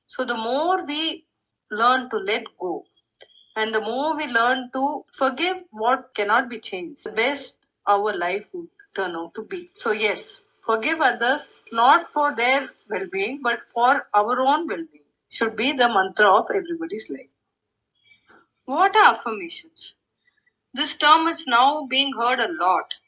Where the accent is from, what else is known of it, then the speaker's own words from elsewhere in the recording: North India, India; I grew up in North India